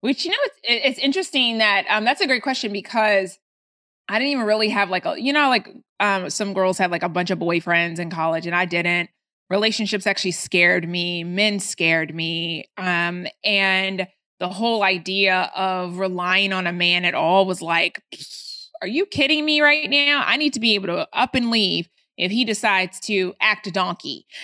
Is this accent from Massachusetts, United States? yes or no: no; Atlanta, Georgia, United States; also born or lived in Baltimore, Maryland; I moved to Atlanta when I was, uh, ten